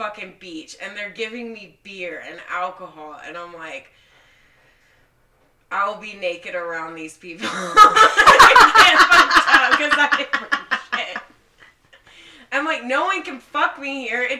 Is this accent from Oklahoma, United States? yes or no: yes; Oklahoma, United States; I'm from Oklahoma